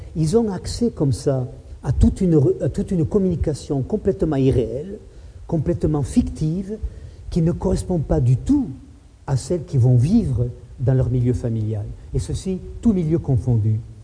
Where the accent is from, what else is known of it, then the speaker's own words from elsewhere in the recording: Toulouse, Occitania, France; moi aussi je suis né à Toulouse. Moi je me suis baigné dans la Garonne il y a 50 ans, 55 ans.